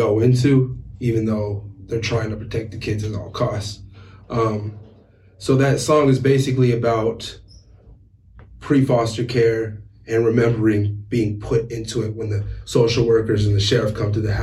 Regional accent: Washington, United States; also born or lived in Sacramento, California / Spokane, Washington; I came to Washington when I was real young, so I feel like Washington is my home, even though I was born in Sacramento

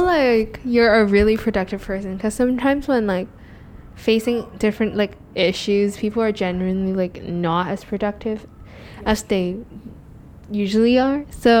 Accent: Singapore; now in Hong Kong; but I'm Singaporean.

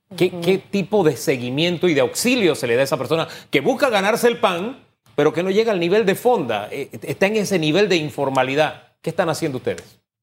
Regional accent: San Miguelito, Panama; Yo pasé parte de mi niñez en el Valle de San Isidro, calle E, detrás de territorio Apache, perdón, de la Boca del Lobo, muy cerca de territorio Apache, en fin. Eh, ahí me crié

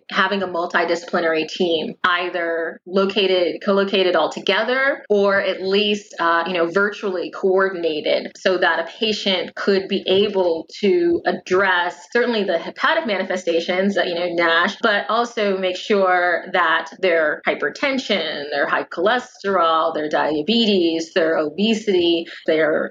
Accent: United States; an American patient and patient advocate

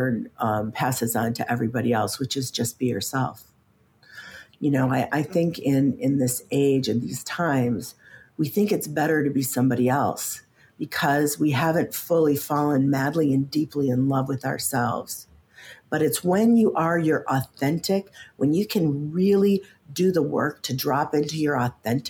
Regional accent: Midwest, United States; And I grew up in the Midwest.

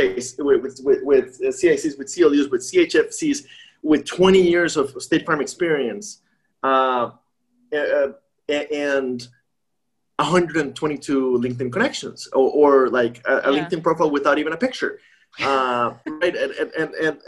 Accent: Costa Rica; moved away; also born or lived in Midwest; I'm from Costa Rica.

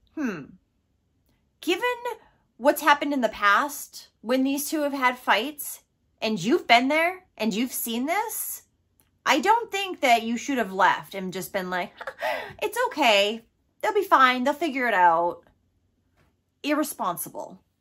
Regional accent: Massachusetts, United States; my home state of Massachusetts

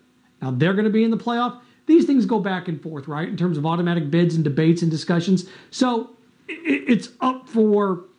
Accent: Midwest, United States; I grew up in the Midwest. I grew up in Big Ten land

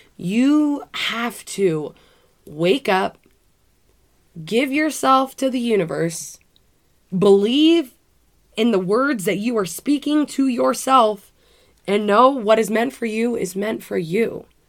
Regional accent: United States; I am from Washington

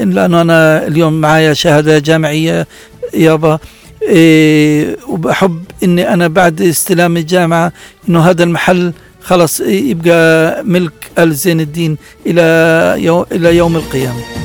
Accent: Gaza, Gaza Strip, Palestine; عندنا في غزه

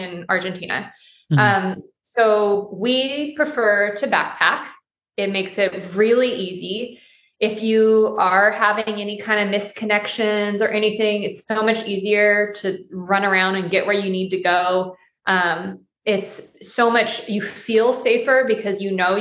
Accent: United States; being American

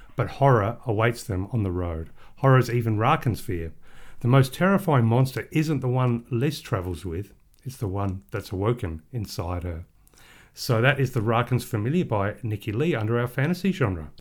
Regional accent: Australia; we are Australian book lovers

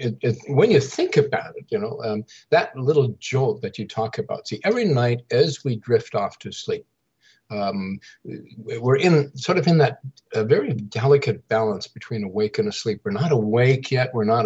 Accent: Saskatchewan, Canada; I grew up in the Central Plains of Canada in Saskatchewan, about 2 hours north of the Montana North Dakota borders

